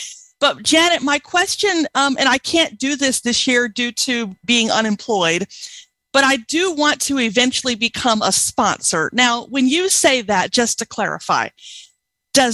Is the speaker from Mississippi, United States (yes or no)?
yes; Mississippi, United States; now in Washington, United States; I'm originally from Mississippi